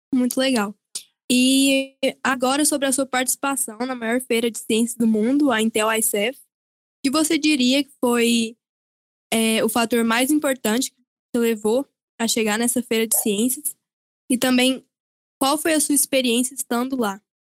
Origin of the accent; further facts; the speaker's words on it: Goiânia, Goiás, Brazil; Eu, como também goianiense, tenho muito orgulho